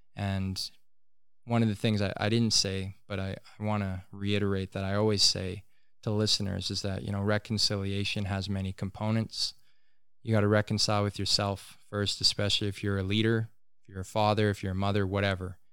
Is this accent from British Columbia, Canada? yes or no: yes; Tahltan territory, British Columbia, Canada; we're in British Columbia.